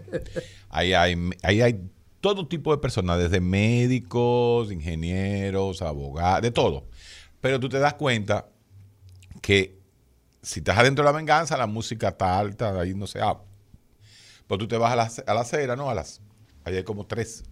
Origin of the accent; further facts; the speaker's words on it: Dominican Republic; somos los dominicanos, todos, absolutamente todos